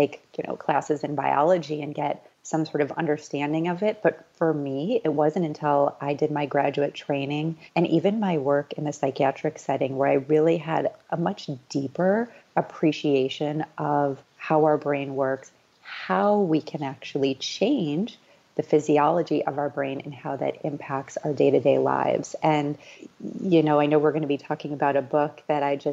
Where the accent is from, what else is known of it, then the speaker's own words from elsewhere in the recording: Midwest, United States; I grew up showing horses in the Midwest.